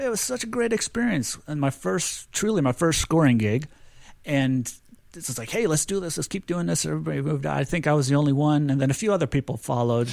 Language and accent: English; St. Louis, Missouri, United States; also born or lived in Springfield, Missouri; I grew up in Saint Louis, Missouri